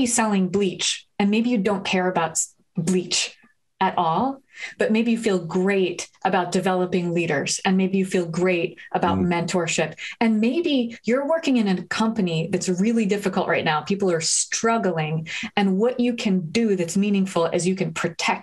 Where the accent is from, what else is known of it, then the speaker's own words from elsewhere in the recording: New Haven, Connecticut, United States; my hometown of New Haven